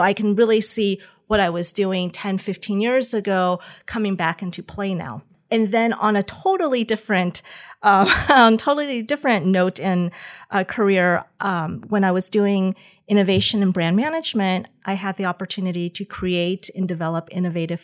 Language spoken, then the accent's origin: English; Southern California, United States; moved away as an adult; also born or lived in Taiwan / upstate New York; now in Fontainebleau, France; I was born in Taiwan, but my family moved to the U.S. when I was quite young, when I was in kindergarten. And so I grew up mostly in Southern California